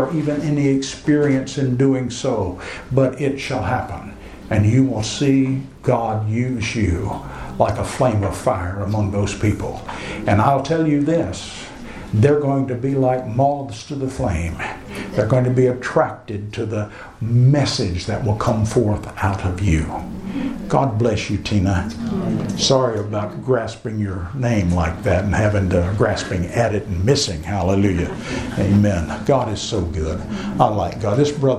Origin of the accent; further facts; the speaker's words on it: United States; accent: American English; it's my American English ears rather than anybody's accent, because, I don't have an accent.